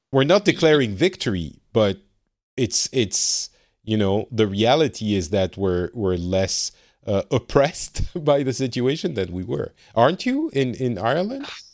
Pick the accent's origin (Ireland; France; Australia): France; now in Finland; I am from France originally, but currently residing in Finland.